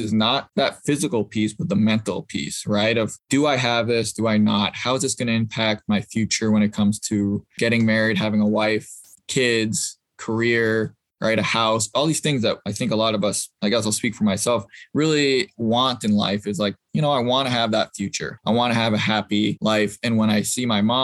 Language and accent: English; Boston, Massachusetts, United States; I'm originally from Boston, or outside of Boston